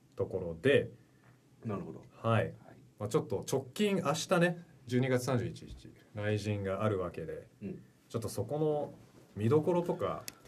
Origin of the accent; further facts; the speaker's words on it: Vancouver, British Columbia, Canada; 実は僕はバンクーバーカナダ出身で日系2世になりまして